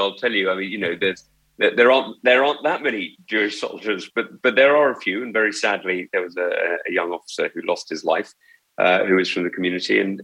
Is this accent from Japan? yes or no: no; United Kingdom; I'm now very British, because I think you can be, you know, I think you can be very British with a background like mine